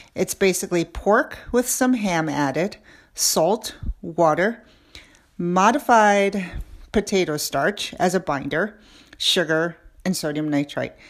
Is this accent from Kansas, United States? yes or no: no; New York City, New York, United States; I grew up in New York City